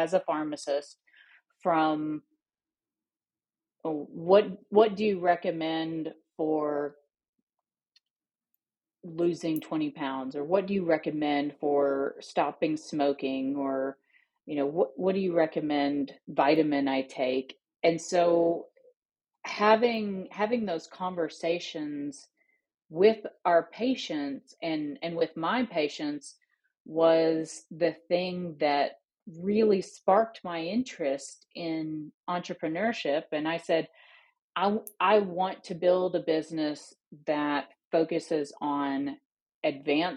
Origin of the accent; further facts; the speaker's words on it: Northeast Arkansas, United States; I live now in my hometown in Northeast Arkansas